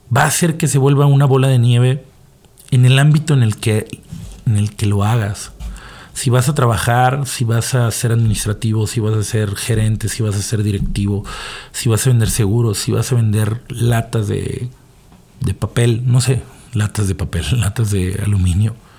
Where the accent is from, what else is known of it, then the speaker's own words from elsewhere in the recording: Mexico; porque todos somos mexicanos